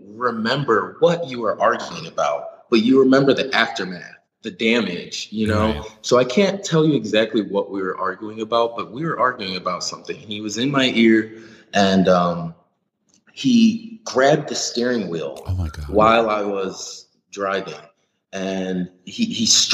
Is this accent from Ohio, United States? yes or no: yes; Ohio, United States; I'm from Ohio, so I'm used to those flat freeways.